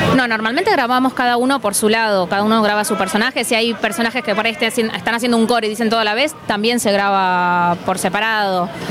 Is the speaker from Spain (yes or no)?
no; Buenos Aires, Argentina; nosotros como porteños